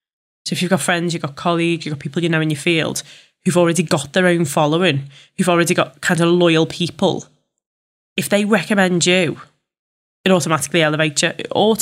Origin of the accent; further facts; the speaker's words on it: Liverpool, North West England, United Kingdom; accent: Scouse; Fully aware that I am a Scouser and I know I will divide an audience with this accent.